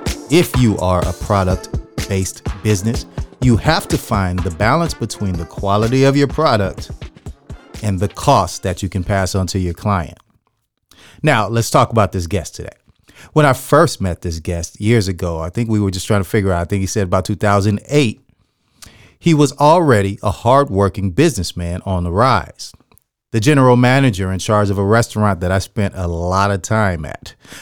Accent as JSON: {"language": "English", "town": "San Jose", "region": "California", "country": "United States", "tie": "born or raised there", "said": "You know, I grew up in San Jose."}